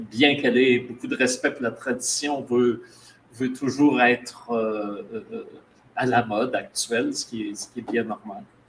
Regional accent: Abitibi, Quebec, Canada; moved away; je vais en Abitibi tous les étés, c'est ma, ma région natale

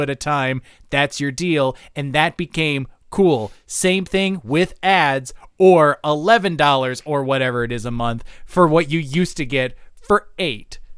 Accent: United States; as an American

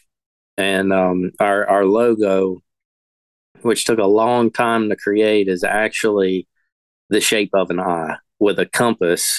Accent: the Piedmont of North Carolina, United States; I grew up in the Piedmont of North Carolina

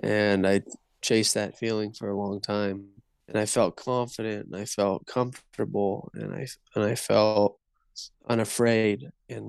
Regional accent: Northern California, United States; I'm from Northern California

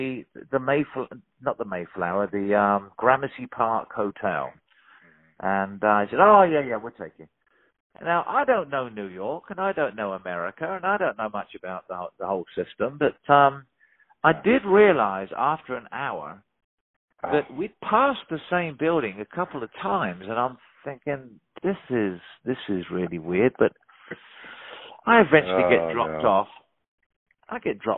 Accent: Portsmouth, South East England, United Kingdom; moved away as an adult; also born or lived in London; I'd very hardly left my hometown of Portsmouth

